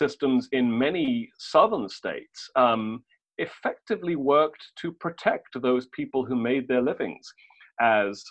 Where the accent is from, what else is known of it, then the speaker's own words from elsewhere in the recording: United Kingdom; I'm British